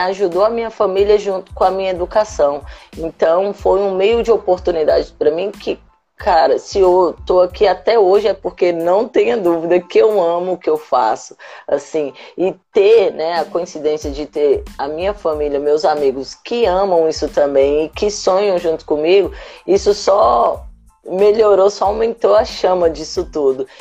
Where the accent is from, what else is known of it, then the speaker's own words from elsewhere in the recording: Brasília, Federal District, Brazil; Eu sou natural de Brasília, na cidade satélite da Ceilândia